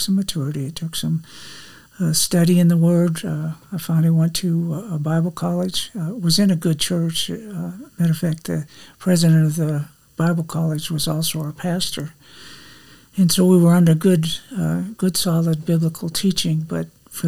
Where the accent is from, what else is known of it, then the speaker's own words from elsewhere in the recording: Wheat Ridge, Colorado, United States; moved away as an adult; now in Texas, United States; Was raised in Wheat Ridge, just west of Denver